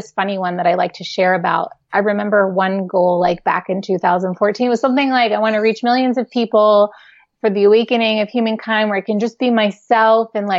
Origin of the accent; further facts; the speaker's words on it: New York City, New York, United States; I grew up in New York City